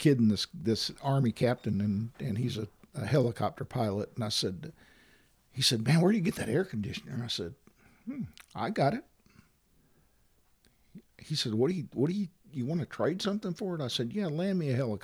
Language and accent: English; Valparaiso, Florida, United States; also born or lived in DeFuniak Springs, Florida; I grew up in Valparaiso, went to Niceville schools